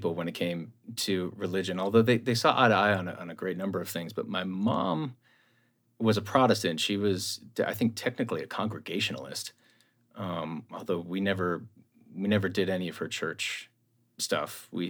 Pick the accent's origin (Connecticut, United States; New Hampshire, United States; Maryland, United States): Connecticut, United States; born there; also born or lived in Ohio; Yeah, and I was born on the East Coast, too. I was born in Connecticut, so.